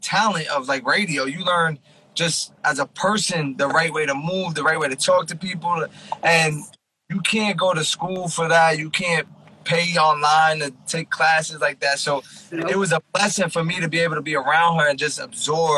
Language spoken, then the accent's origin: English; Elizabeth, New Jersey, United States; I grew up in Elizabeth, New Jersey. I went to Elizabeth High School.